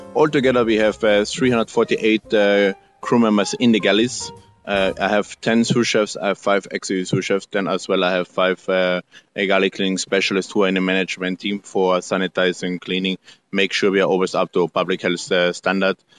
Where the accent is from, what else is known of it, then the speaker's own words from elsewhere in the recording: Austria; English is a second language; moved away as an adult; also born or lived in Salzburg, Austria / Sydney, Australia / Norway; now in Mexico; I'm born in Austria, living now in Mexico